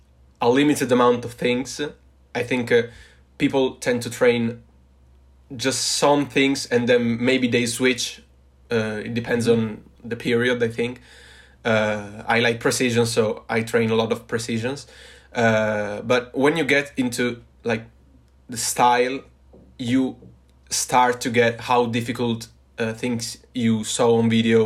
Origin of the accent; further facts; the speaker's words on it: Turin, Piedmont, Italy; I'm from Italy, from Turin, Torino, which is a city in the gloomy north of Italy, in the northwest of Italy.